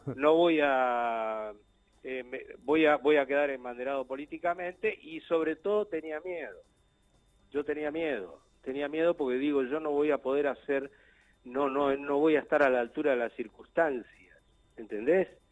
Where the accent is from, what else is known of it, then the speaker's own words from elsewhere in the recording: Río Gallegos, Santa Cruz, Argentina; Yo vengo de Río Gallego, Río Gallego me dicen uh, una ciudad tan chata